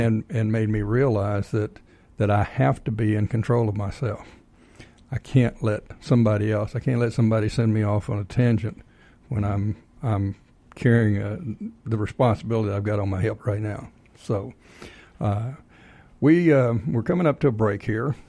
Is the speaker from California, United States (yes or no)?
no; Texas, United States; now in Georgia, United States; I'm originally from Texas